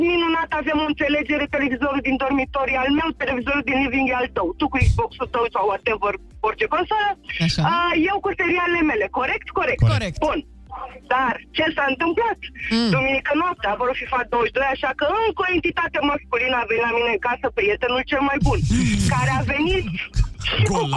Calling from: Bucharest, Romania; sunt din București

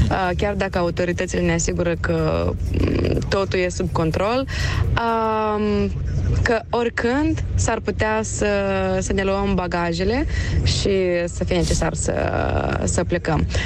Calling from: Chișinău, Moldova; Bună dimineața, sunt … din Chișinău.

